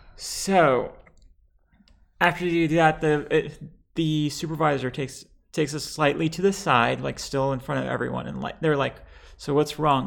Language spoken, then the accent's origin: English; Lebanon; now in United States; I am bi trans Lebanese